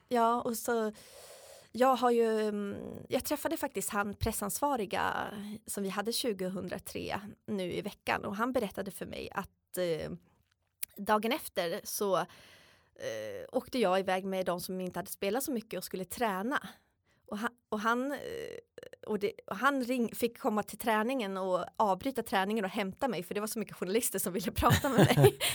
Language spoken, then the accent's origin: Swedish; Uppsala, Uppsala County, Sweden; moved away as an adult; also born or lived in United States / France / Austria; hemma i Uppsala